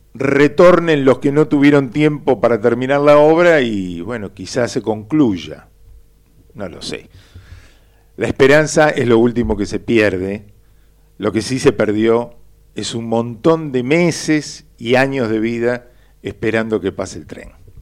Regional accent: Buenos Aires, Argentina; yo nací en Flores, con un barrio partido por las vías del tren que me hizo perder horas de vida inútiles cuando iba a visitar a mis tíos y primos en la paternal, o cuando iba a catequesis a Villa Urquiza

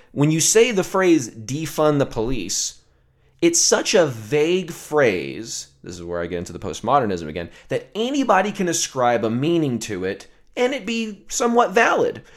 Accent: the South, United States; I grew up in the South

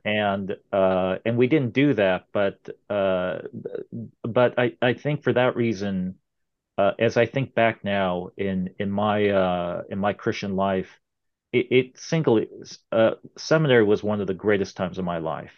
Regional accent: Irvine, California, United States; moved away; I was, uh, uh, uh, practically born and raised in Southern California

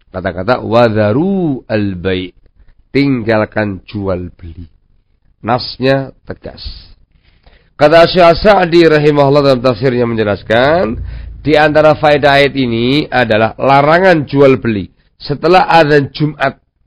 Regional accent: Javanese / Indonesian, Indonesia; kita orang Jawa atau orang Indonesia

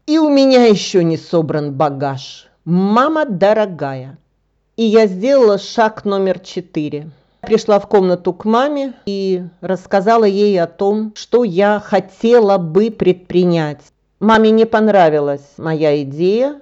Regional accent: Russia; now in Bulgaria; я российская гражданка

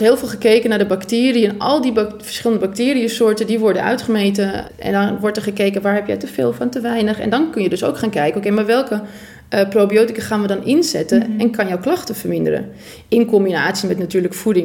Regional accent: Purmerend, North Holland, Netherlands; ik kom uit Purmerend

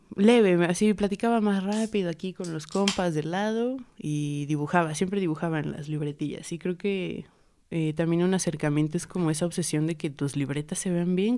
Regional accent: Puebla, Mexico; also born or lived in State of Mexico; nací en el Estado de México en el 96 y llegué en el 2000 a Puebla

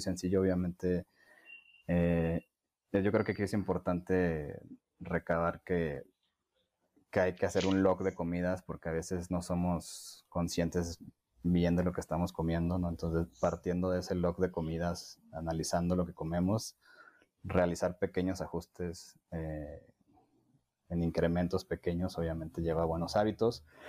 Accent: Mexico; nosotros como cultura mexicana

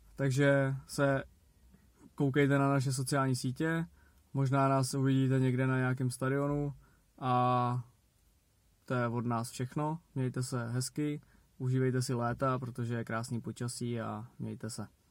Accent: Czechia; že jsme Češi

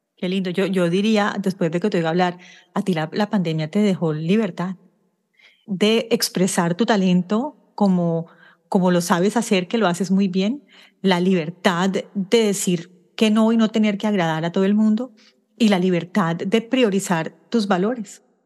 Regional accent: Barranquilla, Atlántico, Colombia; moved away; yo soy barranquillera

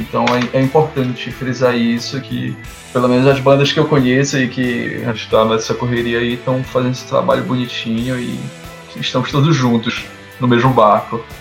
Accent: Ananindeua, Pará, Brazil; eu sou de Ananindeua

